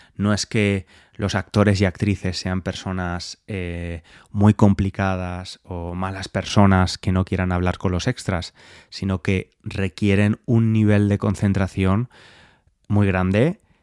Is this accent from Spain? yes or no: yes; Valencia, Valencian Community, Spain; now in London, United Kingdom; Yo llegué ayer de Valencia, estuve unos días en mi ciudad